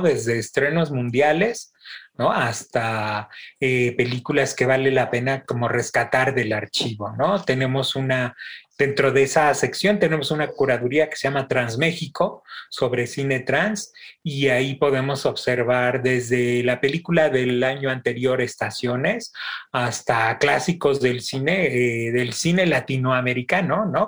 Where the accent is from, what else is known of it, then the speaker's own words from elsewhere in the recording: Mexico; Como, buenos mexicanos